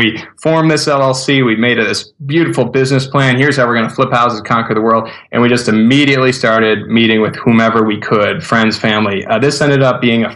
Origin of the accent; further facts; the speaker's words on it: Buffalo, New York, United States; moved away as an adult; now in Rochester, United States; I'm from Buffalo originally